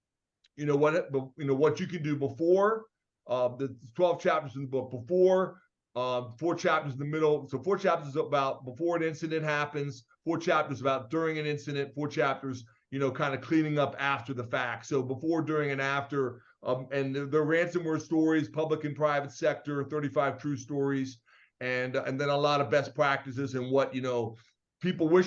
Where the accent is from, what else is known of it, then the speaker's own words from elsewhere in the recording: Maryland, United States; accent: Atlantic; moved away as an adult; also born or lived in England / Valparaiso, Indiana; now in Michigan, United States; Born and raised in Maryland